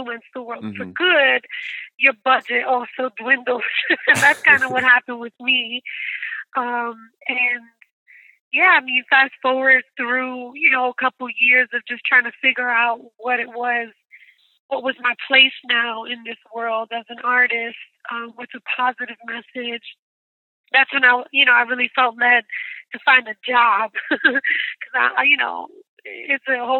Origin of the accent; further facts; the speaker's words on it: New York City, New York, United States; I am from Brooklyn, New York